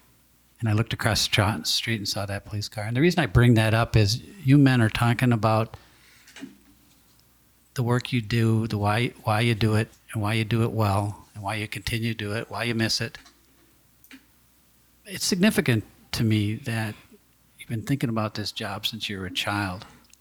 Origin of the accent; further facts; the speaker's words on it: St. Paul, Minnesota, United States; growing up in St. Paul, like I did